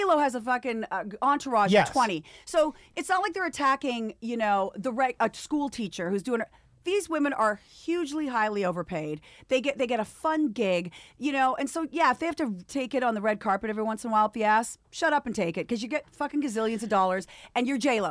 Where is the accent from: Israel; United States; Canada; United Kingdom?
Canada; moved away; Born and raised in Canada.